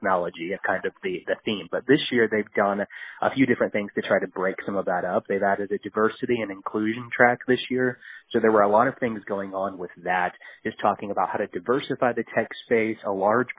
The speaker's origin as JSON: {"language": "English", "town": "Kansas City", "country": "United States", "said": "I'm from Kansas City originally"}